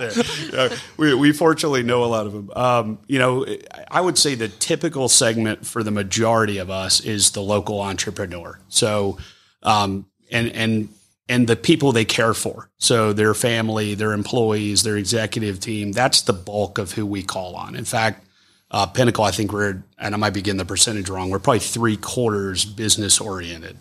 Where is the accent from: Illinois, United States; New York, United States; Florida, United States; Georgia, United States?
Georgia, United States; Forsyth County; I grew up in Forsyth. It's my hometown.